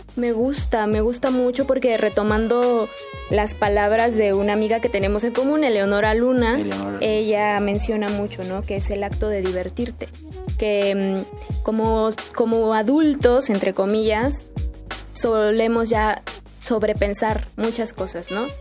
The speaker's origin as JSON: {"language": "Spanish", "country": "Mexico", "said": "yo que soy mexicana"}